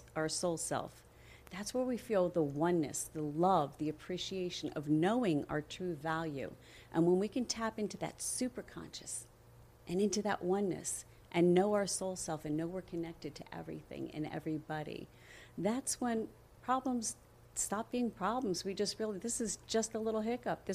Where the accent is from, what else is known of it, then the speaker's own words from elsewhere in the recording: Coral Springs, Florida, United States; also born or lived in New Jersey / Pennsylvania; I was raised in Coral Springs.